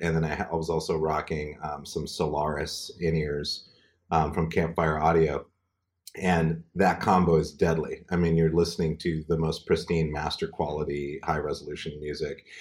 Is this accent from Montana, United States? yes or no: yes; Montana, United States; moved away; my hometown, Montana